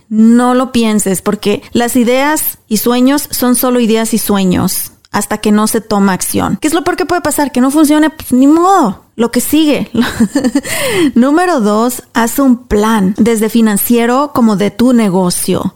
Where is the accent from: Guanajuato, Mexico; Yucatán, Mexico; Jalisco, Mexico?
Guanajuato, Mexico; Apaseo el Alto; now in United States; éramos tan pobres, tan pobres allá en mi, en mi pueblo, en Apaso del Alto